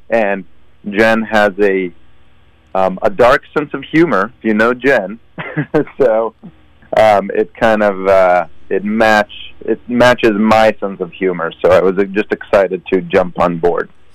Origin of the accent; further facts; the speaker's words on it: Sunnyvale, California, United States; moved away; also born or lived in Israel; I grew up in the Bay Area. So I mean, I I was born and and raised in Israel till I was nine, but then I I moved to the states. So um, I did you know middle school, high school in the Bay Area. I'm from Sunnyvale.